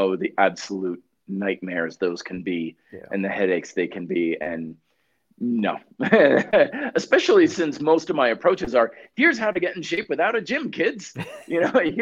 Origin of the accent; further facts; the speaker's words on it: Vermont, United States; moved away as an adult; now in Colorado, United States; I even stayed living in my hometown of Vermont